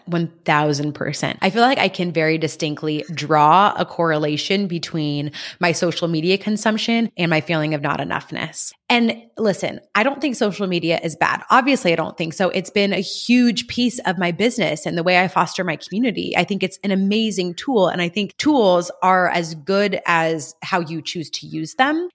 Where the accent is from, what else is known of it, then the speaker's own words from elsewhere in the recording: California, United States; moved away as an adult; also born or lived in Kentucky; I'm from California and I was very homesick